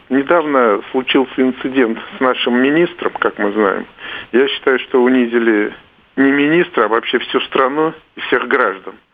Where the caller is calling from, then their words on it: Moscow, Russia; я из Москвы.